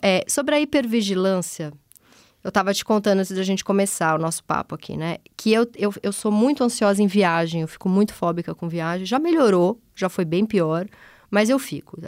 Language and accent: Portuguese; São Paulo, Brazil; eu venho do, da Zona Leste São Paulo, onde as pessoas têm aquelas casinhas